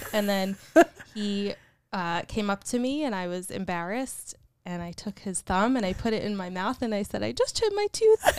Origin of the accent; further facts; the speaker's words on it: Union, New Jersey, United States; I grew up, born and raised in Union, New Jersey.